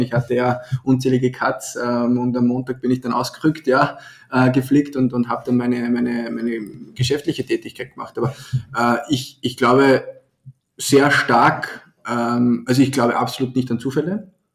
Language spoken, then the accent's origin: German; Austria; bei uns in Österreich